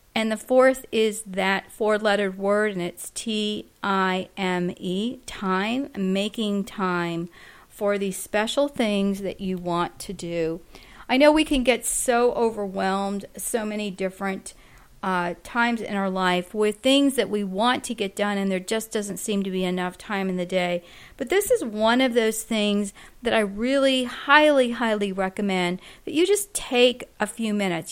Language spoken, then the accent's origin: English; Florida, United States; we are from Florida